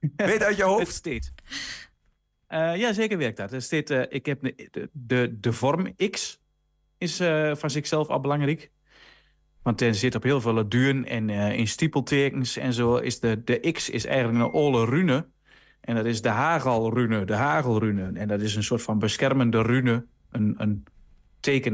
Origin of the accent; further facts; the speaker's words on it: Rijssen, Overijssel, Netherlands; Ik kom dan uit Riesen, is ook Twente